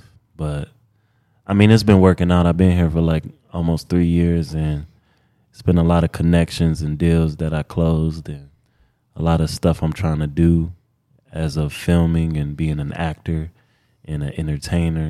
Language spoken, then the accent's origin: English; Detroit, Michigan, United States; also born or lived in Houston, Texas; now in Los Angeles, United States; I'm from Detroit, Michigan